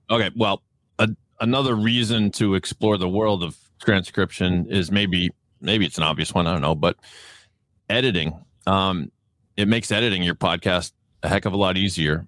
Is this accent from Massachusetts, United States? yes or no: yes; Boston, Massachusetts, United States; accent: Boston; my Boston accent